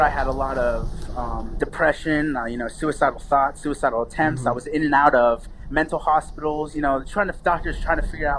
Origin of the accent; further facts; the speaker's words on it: Lancaster, Pennsylvania, United States; moved away as an adult; also born or lived in Lima, Peru; now in Los Angeles, United States; I was raised in Lancaster, Pennsylvania, in the East Coast. I was born in Lima, Peru. I was adopted into a family out there. And I just recently moved to Los Angeles, California about seven months ago.